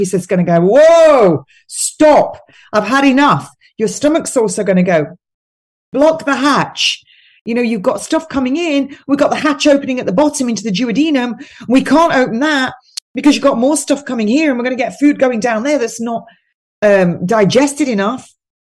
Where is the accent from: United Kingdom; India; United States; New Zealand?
United Kingdom; as British people, and I think you're the same where you live, Tim, it's the same climate as where I live.